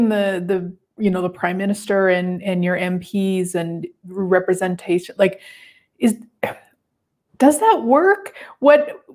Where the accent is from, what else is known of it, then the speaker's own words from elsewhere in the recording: Turtleford, Saskatchewan, Canada; I grew up in Turtleford, Saskatchewan